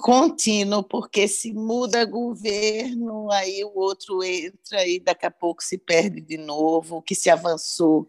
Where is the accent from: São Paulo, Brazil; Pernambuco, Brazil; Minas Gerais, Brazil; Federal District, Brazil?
Pernambuco, Brazil; Recife; moved away; Recife é minha terra